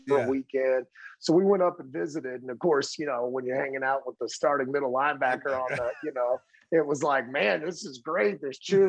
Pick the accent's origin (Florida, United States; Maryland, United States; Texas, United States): Texas, United States; Arlington; moved away as an adult; now in Colorado, United States; Arlington, Texas. I grew up in Arlington